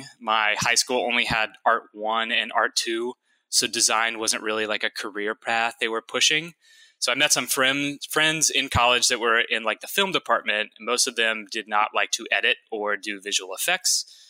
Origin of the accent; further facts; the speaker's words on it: Louisiana, United States; born there; I like to say I'm not really from anywhere, because I was born in Louisiana and then moved around a lot.